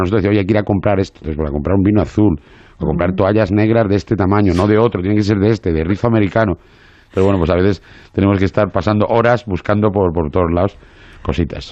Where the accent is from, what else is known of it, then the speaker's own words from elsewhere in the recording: Madrid, Community of Madrid, Spain; moved away as an adult; also born or lived in Asturias; now in Marbella, Spain; Yo soy de Madrid, que llevo viviendo 22 años en Marbella.